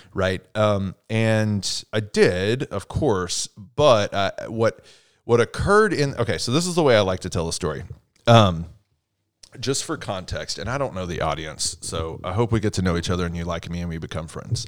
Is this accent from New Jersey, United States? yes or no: no; Texas, United States; I'm from Texas